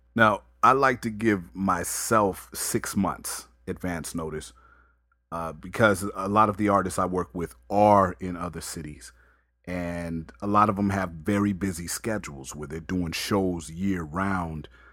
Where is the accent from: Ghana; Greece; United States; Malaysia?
United States; Las Vegas, Nevada; growing up in Vegas